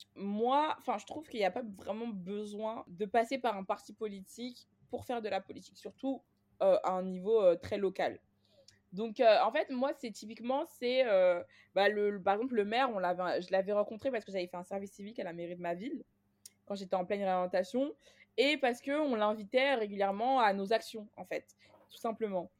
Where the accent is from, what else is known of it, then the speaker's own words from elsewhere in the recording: Clichy-sous-Bois, Île-de-France, France; j'ai grandi à Clichy-sous-Bois